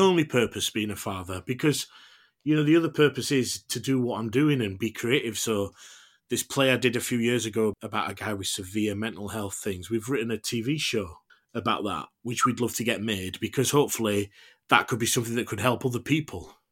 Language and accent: English; United Kingdom; as British people